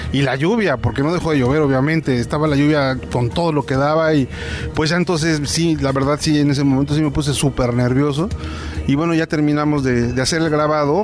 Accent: San Juan Teotihuacán, State of Mexico, Mexico; Soy de San Juan Teotihuacán

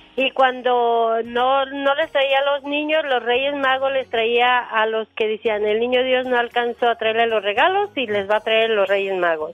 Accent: Mexico; born or raised there; now in Sacramento, United States

